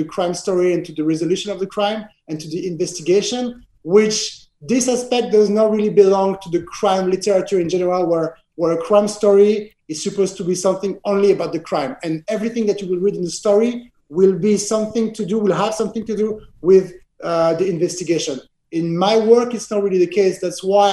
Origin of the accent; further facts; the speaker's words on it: Geneva, Switzerland; accent: French accent; English is a second language; my hometown, Geneva